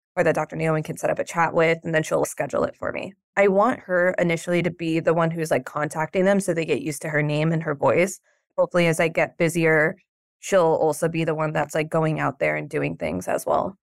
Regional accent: New York, United States; I'm from New York

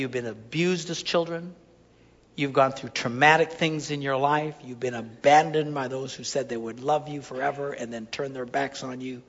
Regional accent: Wisconsin, United States; I'm just from Wisconsin

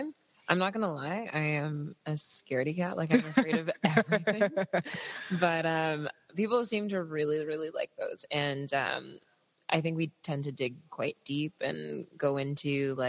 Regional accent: a town an hour outside of Toronto, Ontario, Canada; I grew up in a town like maybe say an hour outside of Toronto

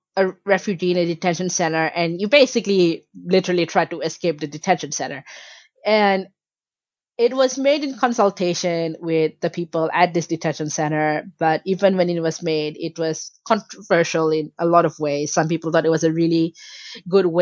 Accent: Malaysia; in Malaysia, you know, I was born and raised there, but because my family were Bangladeshi migrants

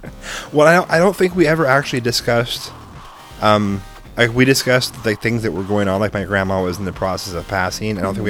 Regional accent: Seattle, Washington, United States; I'm from Seattle.

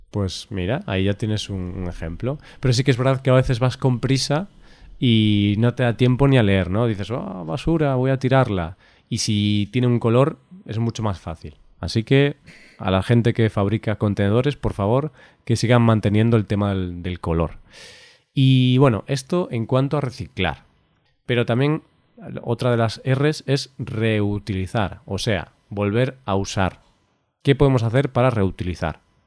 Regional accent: Galicia, Spain; yo soy de Galicia

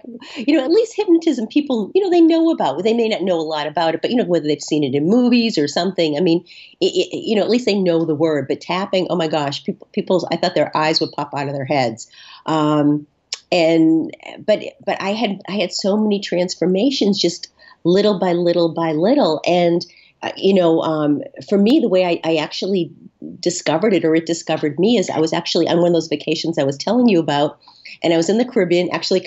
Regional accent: Boston, Massachusetts, United States; I'm from Boston. We're really super provincial here

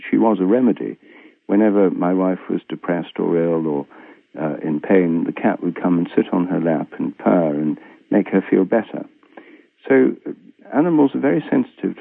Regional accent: Newark, East Midlands, United Kingdom; my hometown, Newark, Nottinghamshire, in England

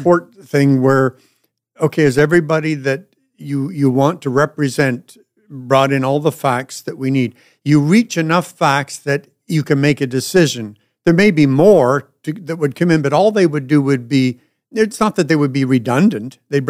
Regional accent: Northern Ireland, United Kingdom; I'm Irish

